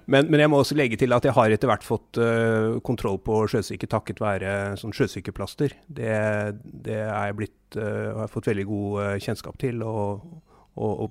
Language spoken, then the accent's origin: Norwegian; Southern Norway, Norway; Og vi kom skjevt ut, for å si det sånn, som søringer.